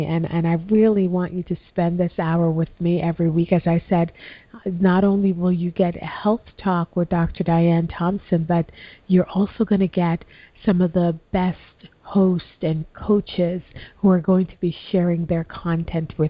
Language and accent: English; Jamaica; moved away; when I was a little girl growing up in Jamaica